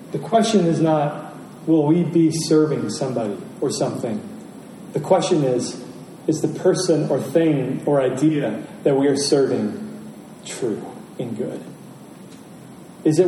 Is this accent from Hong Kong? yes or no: no; rural Indiana, United States; I grew up in Indiana, rural Indiana, in what was called Tornado Alley.